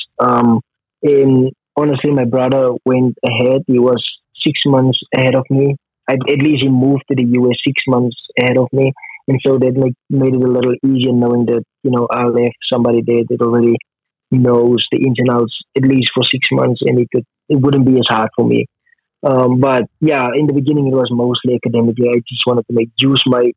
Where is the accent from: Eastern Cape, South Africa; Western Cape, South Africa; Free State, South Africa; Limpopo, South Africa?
Western Cape, South Africa; Ceres; moved away as an adult; now in United States; I was born in Cyprus, Western Cape. I spent my entire time there. I went to high school, elementary school, and I eventually enrolled at the University of Western Cape for my first year